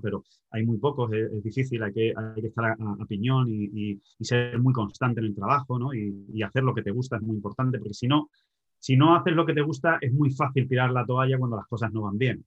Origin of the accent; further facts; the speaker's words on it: Spain; yo soy español